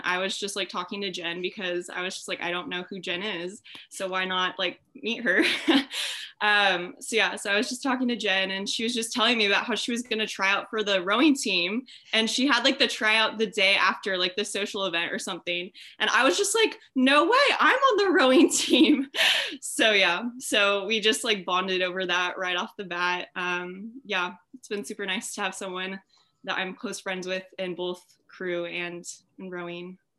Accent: Orange County, California, United States; I'm from Orange County, California

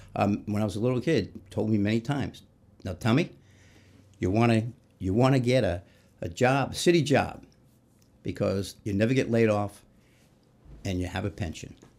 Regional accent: New York City, New York, United States; moved away as an adult; also born or lived in Newport News, Virginia; now in Indianapolis, United States; I grew up in New York City, uh, Queens, and, um, lived there through, went to high school

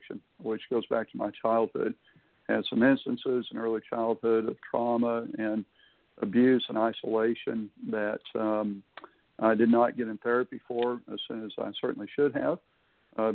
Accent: Houston, Texas, United States; now in Florida, United States; I was raised in Houston

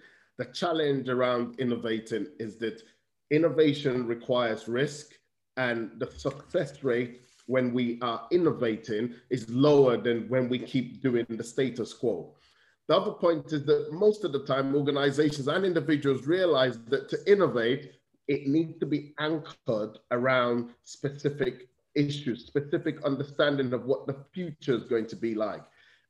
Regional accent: United Kingdom; I'm fortunate that I see myself as both British and Nigerian, and I have both perspectives in many ways.

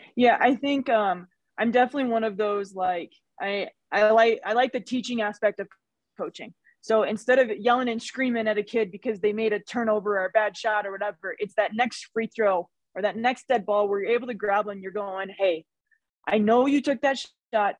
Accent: Missouri, United States; now in Wyoming, United States; I was from Missouri

